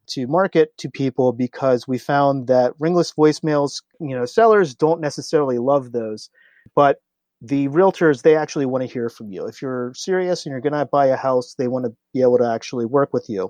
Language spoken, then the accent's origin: English; Midwest, United States; moved away as an adult; now in San Francisco Bay Area, United States; I grew up in the Midwest. I went to the University of Kentucky to get my mechanical engineering degree